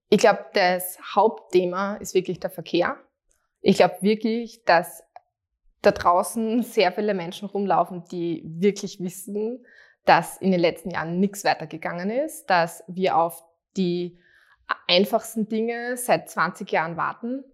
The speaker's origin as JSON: {"language": "German", "town": "Graz", "region": "Styria", "country": "Austria", "tie": "born or raised there", "said": "ich bin aufgewachsen und ähm, lebe immer noch in Straßgang und das ist born and raised."}